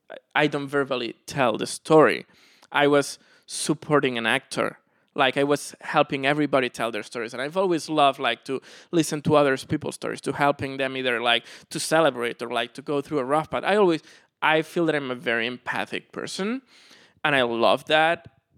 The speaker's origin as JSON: {"language": "English", "town": "Barcelona", "region": "Catalonia", "country": "Spain", "tie": "born or raised there", "moved": "yes", "said": "In Barcelona."}